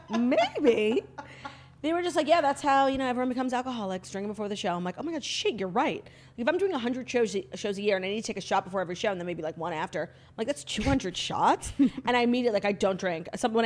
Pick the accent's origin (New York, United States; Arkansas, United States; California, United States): New York, United States; Long Island; literally born and raised in New York and Long Island.